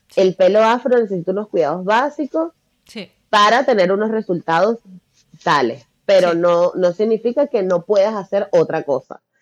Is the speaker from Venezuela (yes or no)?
yes; Venezuela; moved away as an adult; now in Barcelona, Spain; yo soy venezolana